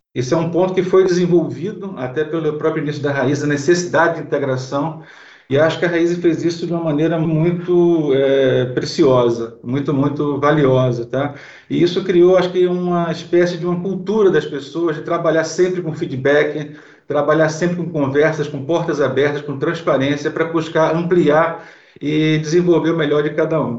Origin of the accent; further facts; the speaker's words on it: Recife, Pernambuco, Brazil; sou de Recife